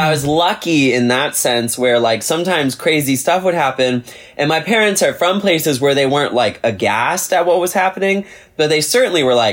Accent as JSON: {"language": "English", "region": "the South", "country": "United States", "said": "I very much love being from the South"}